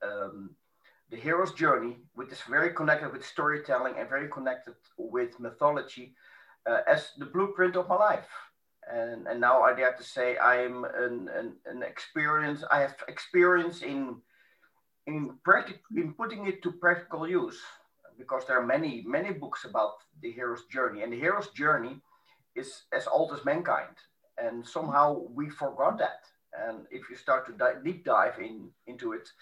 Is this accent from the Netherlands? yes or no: yes; Amsterdam, North Holland, Netherlands; moved away; Yes, I was born in Amsterdam. I live 1.5 hours south of Amsterdam